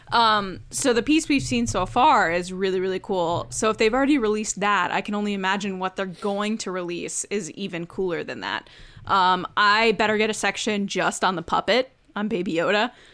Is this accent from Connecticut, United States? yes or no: yes; Bridgeport, Connecticut, United States; I was born in Bridgeport